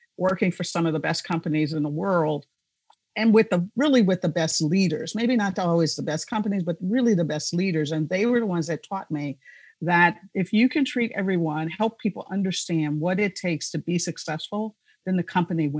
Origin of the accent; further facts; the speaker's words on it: Chicago, Illinois, United States; moved away; also born or lived in South Dakota; I was born and raised in Chicago.